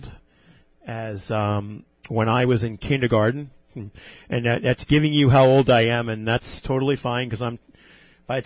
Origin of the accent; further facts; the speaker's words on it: Levittown, New York, United States; Growing up in Levittown as a small, you know, close-knit community